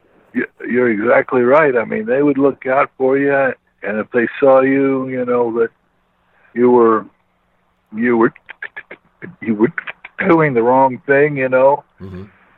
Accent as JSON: {"language": "English", "region": "Indiana", "country": "United States", "tie": "born or raised there", "said": "When I was raised in Indiana"}